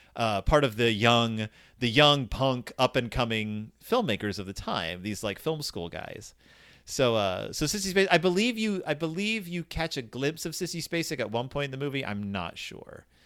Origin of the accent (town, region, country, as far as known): Texas, United States; born or raised there